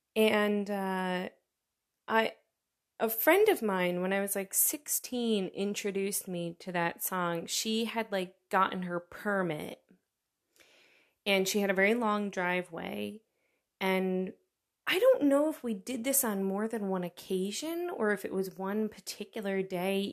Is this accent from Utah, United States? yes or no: no; New York, United States; moved away as an adult; now in Germany; I'm from New York," and I have to very quickly follow it up with, "Not the city, the state